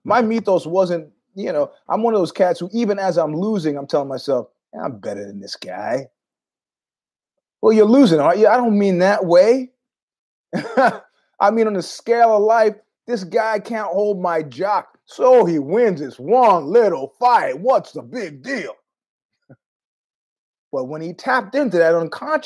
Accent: New York, United States; moved away; also born or lived in San Francisco; being a New Yorker for many years

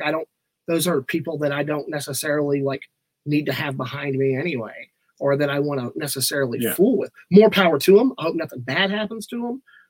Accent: Bullard, Texas, United States; also born or lived in Tyler, Texas; I am a lifelong resident of this area, born here in Tyler. I grew up in Bullard, graduated from Bullard High School in 2007.

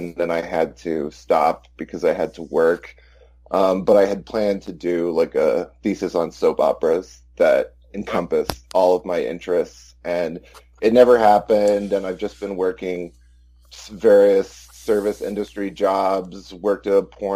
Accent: Austin, Texas, United States; I'm white trash from Central Texas, Austin, Texas

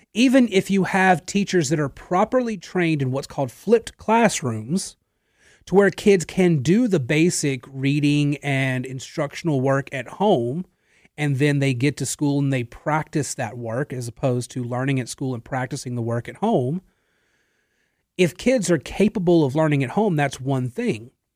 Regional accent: Natchitoches, Louisiana, United States; I was working in another radio station in my hometown in Natchitoches

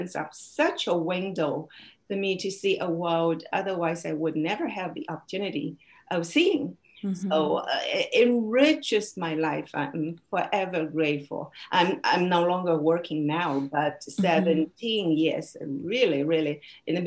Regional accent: China; English is a second language; moved away; my hometown in China

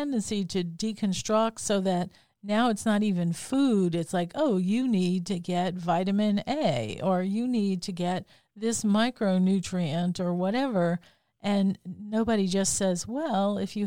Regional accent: New Orleans, Louisiana, United States; I was born in New Orleans and grew up here

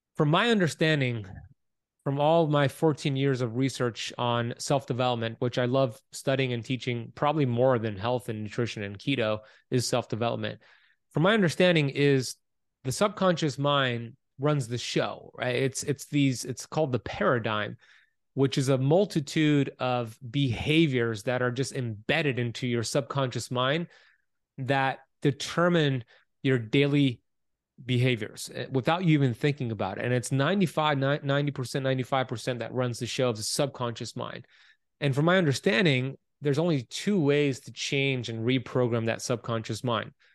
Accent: Miami Beach, Florida, United States; Born and raised here in Miami Beach, Florida

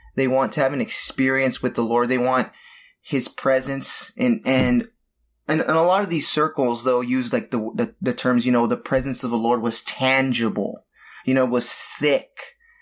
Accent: Southern California, United States; born and raised in Southern California

